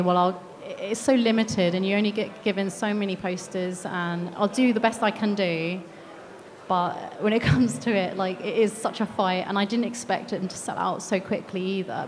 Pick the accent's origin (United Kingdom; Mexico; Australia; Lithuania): United Kingdom; I'm British